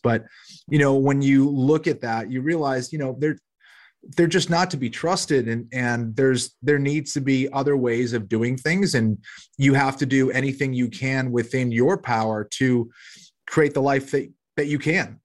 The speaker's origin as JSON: {"language": "English", "town": "Boston", "region": "Massachusetts", "country": "United States", "also_born_or_lived": "Los Angeles / South Carolina", "moved": "yes", "lives_now": "Charlotte, United States", "said": "from Boston originally. I'm in Charlotte, North Carolina now."}